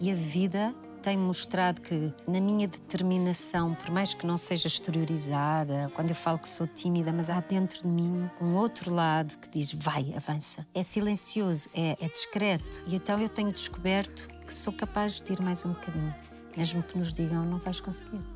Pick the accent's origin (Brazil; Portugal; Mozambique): Portugal; moved away; also born or lived in Braga; Eu nasci em Braga, mas eu vivi em Tiamonte, que é uma aldeia ao lado de Valcambra, uma aldeia muito pequenina, no campo.